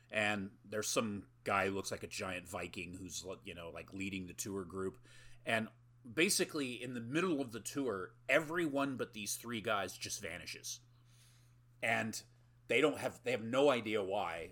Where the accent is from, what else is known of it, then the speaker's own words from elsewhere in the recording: United States; I'm American